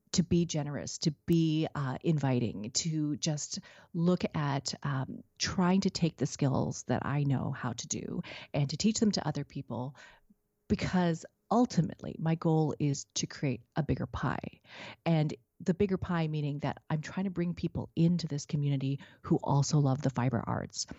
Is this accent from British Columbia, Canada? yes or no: yes; Vancouver, British Columbia, Canada; now in Richmond, Canada; growing up in Vancouver.